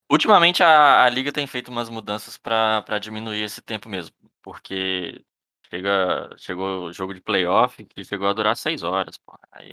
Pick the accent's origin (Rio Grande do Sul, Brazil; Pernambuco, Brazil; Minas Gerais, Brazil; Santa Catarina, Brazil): Minas Gerais, Brazil; Belo Horizonte; Sou de, sou de Belo Horizonte